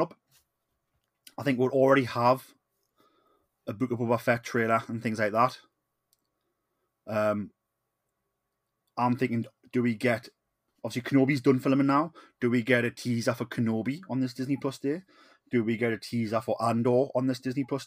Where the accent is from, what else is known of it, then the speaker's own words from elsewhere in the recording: Newcastle upon Tyne, North East England, United Kingdom; I am the …